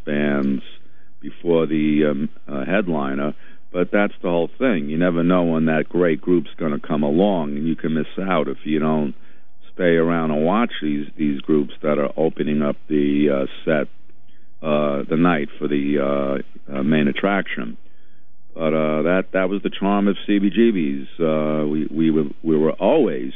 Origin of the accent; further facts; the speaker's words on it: New York City, New York, United States; I'm from Brooklyn.